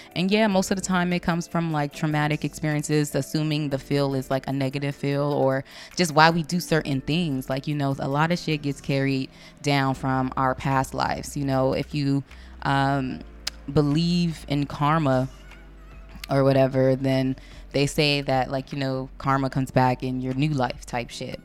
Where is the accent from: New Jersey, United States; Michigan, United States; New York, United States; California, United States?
California, United States; Compton; I'm still from Compton, so this is the shit I grow, I grew up on.